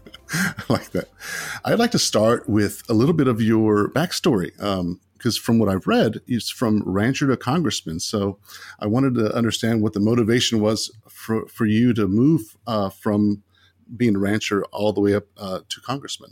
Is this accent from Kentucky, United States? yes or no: no; Hereford, Texas, United States; I grew up in the Amarillo area in a little town called Hereford